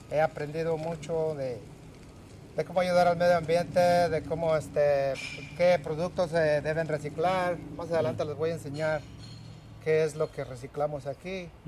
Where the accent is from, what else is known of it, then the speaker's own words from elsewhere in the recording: San Isidro, Michoacán, Mexico; now in Oregon, United States; yo soy originario de eh, un pueblo conocido por San Isidro, Michoacán. Eh, está situado en la meseta Tarasca, municipio de Nahuatl. Eh, hace 30 años yo llegué aquí a Oregon